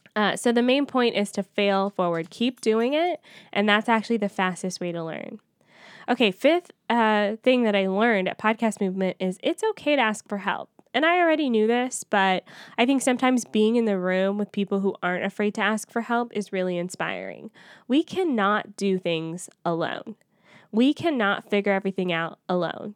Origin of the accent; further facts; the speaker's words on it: Atlanta, Georgia, United States; moved away; it's in my hometown